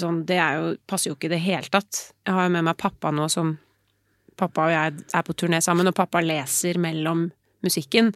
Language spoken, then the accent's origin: Norwegian; Oslo, Norway; Nå er jeg fra Oslo